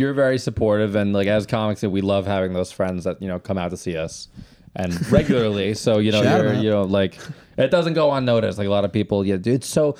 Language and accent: English; Massapequa, New York, United States; Italian American. I grew up in Massapequa